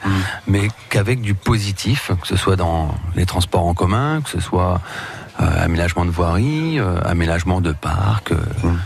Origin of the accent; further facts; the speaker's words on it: Reims, Grand Est, France; moved away as an adult; je suis un pur Rémois, je suis né à Reims, je suis un pur souche